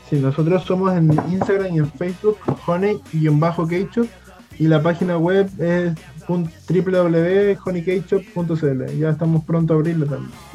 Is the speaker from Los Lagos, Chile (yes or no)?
yes; Chiloé, Los Lagos, Chile; moved away as an adult; now in Concepción, Chile; Nosotros, vinimos a estudiar acá a Concepción, somos de Chiloé.